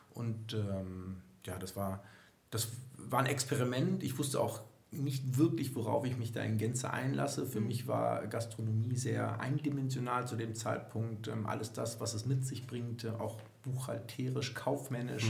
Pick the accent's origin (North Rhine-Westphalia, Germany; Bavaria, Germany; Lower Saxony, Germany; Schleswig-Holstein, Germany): North Rhine-Westphalia, Germany; Düsseldorf; ich bin 40 Jahre alt, gebürtiger Düsseldorfer